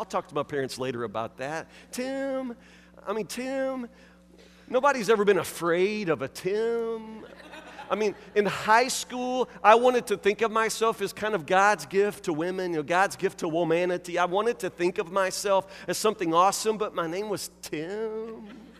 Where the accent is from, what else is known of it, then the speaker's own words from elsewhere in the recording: Woodburn, United States; I was raised here in Woodburn on Morristuff Road, and our next door neighbors were the Dyers.